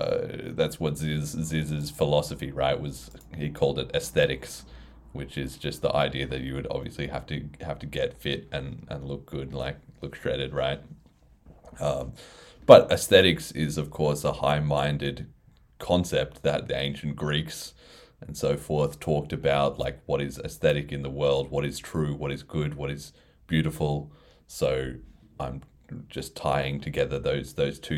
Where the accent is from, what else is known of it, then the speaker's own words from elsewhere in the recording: Australia; being Australian